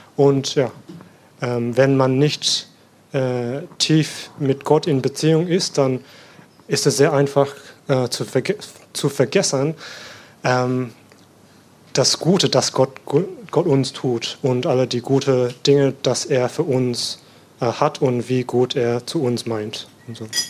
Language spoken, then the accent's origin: German; Sydney, New South Wales, Australia; German is a second language; moved away as an adult; now in Germany; ich komme aus Australien und bin in Sydney äh, geboren und aufgewachsen